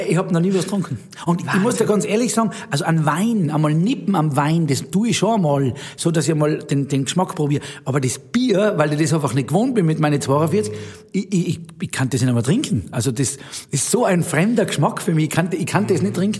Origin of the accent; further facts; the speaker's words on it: Zillertal, Tyrol, Austria; accent: Tyrolean dialect; moved away as an adult; now in Zug, Switzerland; meine Heimat Tirol und Stillerdal